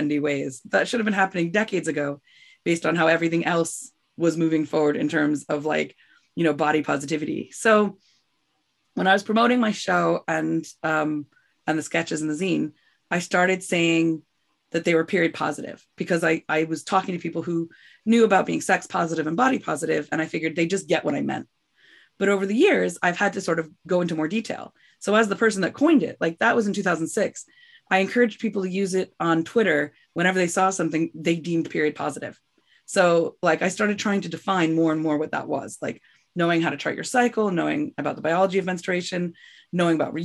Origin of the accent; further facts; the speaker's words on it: United States; I'm from New York